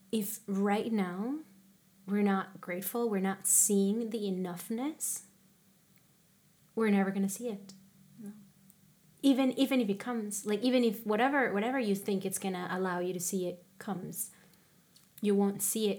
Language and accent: English; Colombia; moved away; I'm from Colombia